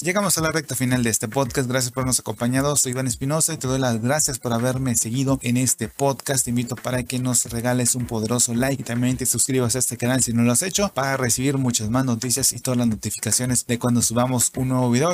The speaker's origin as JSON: {"language": "Spanish", "country": "Mexico"}